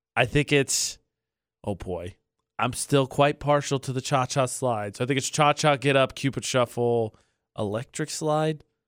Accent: Indiana, United States; moved away; I'm from Indiana

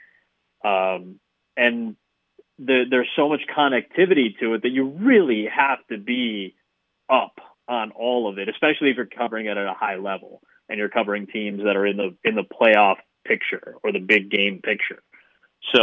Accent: Chicago, Illinois, United States; the Bulls are my hometown team

